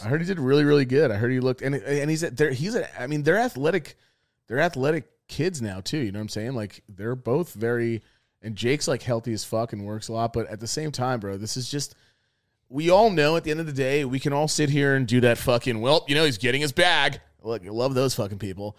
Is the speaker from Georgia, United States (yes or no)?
no; New York, United States; I'm from New York.